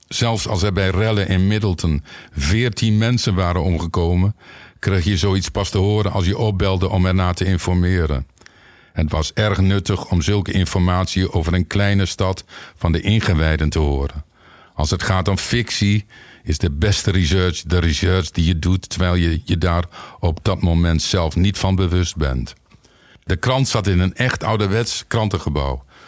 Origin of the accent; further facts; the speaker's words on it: Winschoten, Groningen, Netherlands; Ik kom uit Winschoten, opgegroeid tenminste